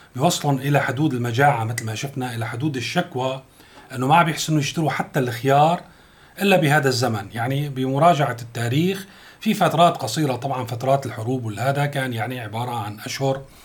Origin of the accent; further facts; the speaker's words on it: Syria; عندنا في سوريا